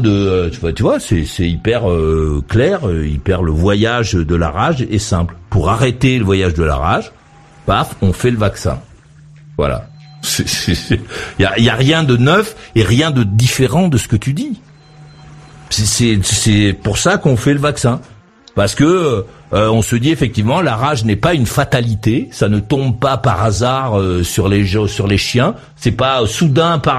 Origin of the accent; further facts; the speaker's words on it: Madagascar; Moi, je viens euh, de Madagascar où je suis resté assez longtemps.